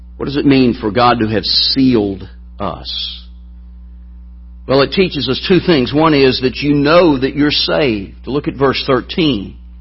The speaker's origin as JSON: {"language": "English", "region": "Alabama", "country": "United States", "tie": "born or raised there", "accent": "southern", "said": "I'm from the South"}